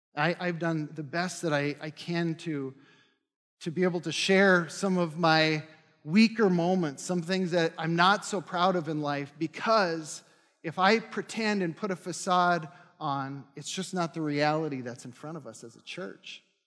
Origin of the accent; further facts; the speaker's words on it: North Dakota, United States; now in Minnesota, United States; I'm from North Dakota.